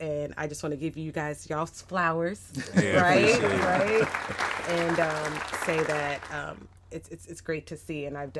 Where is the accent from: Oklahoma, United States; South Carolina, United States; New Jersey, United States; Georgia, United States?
South Carolina, United States; Sumter; born there; I was born in Sumter, South Carolina. Military person. My dad's retired military Air Force. So kind of a military brat here, there, and everywhere.